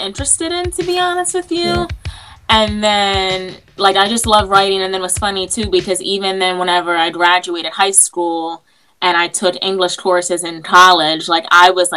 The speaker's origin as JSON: {"language": "English", "town": "New York City", "region": "New York", "country": "United States", "tie": "born or raised there", "also_born_or_lived": "New Jersey", "lives_now": "Upstate New York, United States", "said": "From New York. So I was born in Manhattan."}